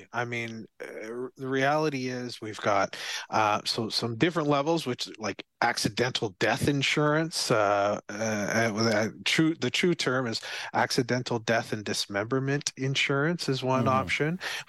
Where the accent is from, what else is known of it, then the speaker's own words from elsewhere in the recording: Barbados; Yeah, I skated before, but very, very little before, because I came from Barbados.